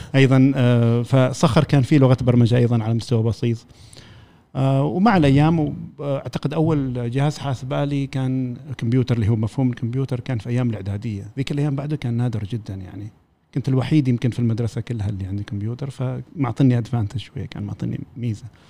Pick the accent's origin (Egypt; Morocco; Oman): Oman; نحن كعمانيين